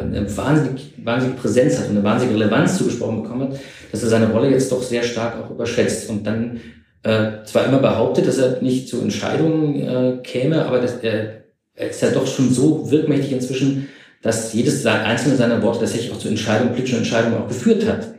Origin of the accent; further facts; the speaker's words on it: East Germany, Germany; ich bin ja sogar noch in der DDR groß geworden